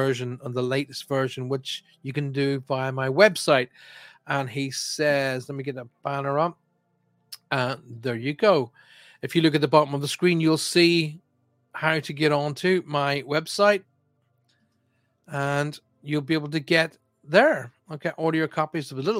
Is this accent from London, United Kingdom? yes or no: no; Armagh, Northern Ireland, United Kingdom; my hometown of Armagh. That's where I'm from, County Armagh